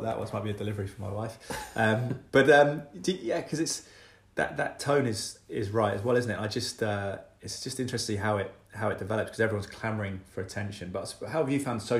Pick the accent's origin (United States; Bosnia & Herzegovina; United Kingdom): United Kingdom; Malvern, West Midlands; now in Cheltenham, United Kingdom; I grew up partly in Malvern